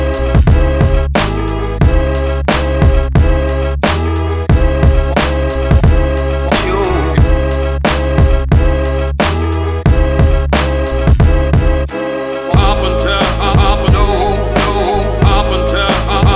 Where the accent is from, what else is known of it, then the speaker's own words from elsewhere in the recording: New York City, New York, United States; accent: New York; I was born in Staten Island